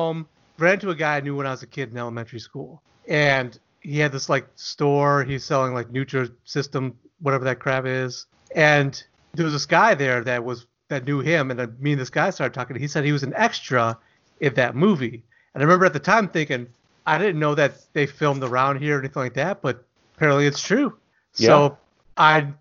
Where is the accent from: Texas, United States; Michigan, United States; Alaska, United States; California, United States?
Michigan, United States; Pontiac; I grew up in Pontiac